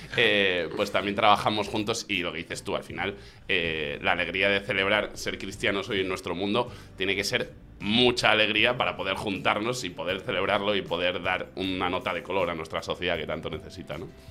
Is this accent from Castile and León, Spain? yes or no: yes; Zamora, Castile and León, Spain; moved away as an adult; now in Madrid, Spain; Yo soy más zamorano fuera de Zamora que en Zamora